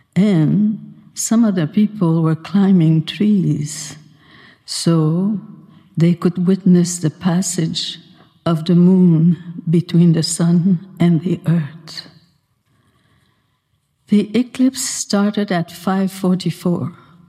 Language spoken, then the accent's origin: English; Trois-Rivières, Quebec, Canada; also born or lived in Odanak, Quebec / United States; I grew up in Odanak until school time. Then my parents took me to Trois-Rivières, and that is where I went to school, from grade 1 to grade 9